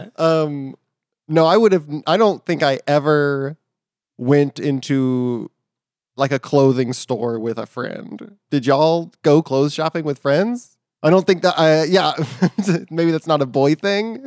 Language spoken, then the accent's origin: English; Katy, Texas, United States; I'm from Katy, Texas